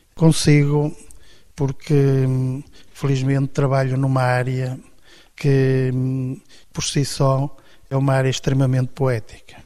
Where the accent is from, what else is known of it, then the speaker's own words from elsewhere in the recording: Minho, Norte, Portugal; eu nasci numa aldeia típica do Minho, fui criado, tive uma educação católica